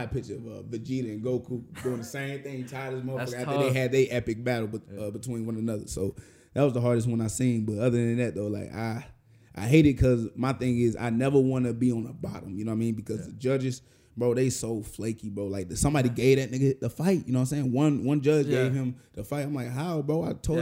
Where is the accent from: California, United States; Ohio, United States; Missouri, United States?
Missouri, United States; St. Louis; the reason why I fight the way I do is because I'm from St. Louis